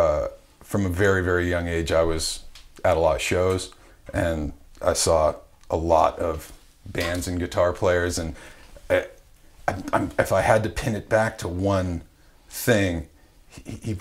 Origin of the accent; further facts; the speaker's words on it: Wadsworth, Ohio, United States; moved away; I grew up in a small town in Northeast Ohio called Wadsworth, Ohio, which is like a suburb of Akron, Ohio